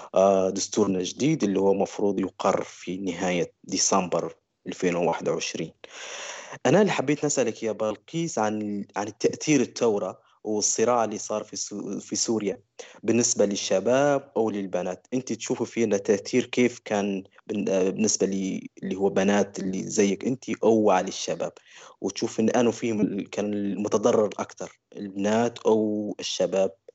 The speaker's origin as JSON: {"language": "Arabic", "town": "Kufra", "region": "Kufra District", "country": "Libya", "tie": "born or raised there", "moved": "as an adult", "said": "نسكن في مدينة في أقصى جنوب بشرق ليبيا اسمها تازر أو الكفرة عشت طفولتي ومراهقتي"}